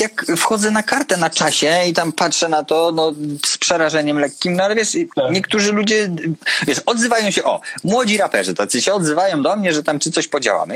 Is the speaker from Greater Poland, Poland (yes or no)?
yes; Konin, Greater Poland, Poland; pochodzę z Konina i nie było u nas McDonalda